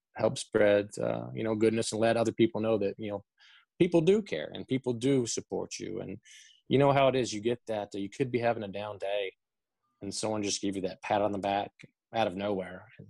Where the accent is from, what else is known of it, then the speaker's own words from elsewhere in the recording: Chattanooga, Tennessee, United States; moved away as an adult; also born or lived in Lexington, Kentucky; born and raised in Chattanooga, Tennessee.